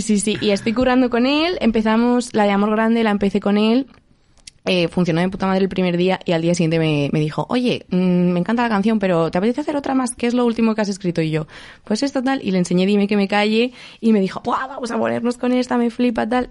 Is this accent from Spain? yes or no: yes; Elda, Valencian Community, Spain; mi casa en Elda, que yo soy de Elda de Alicante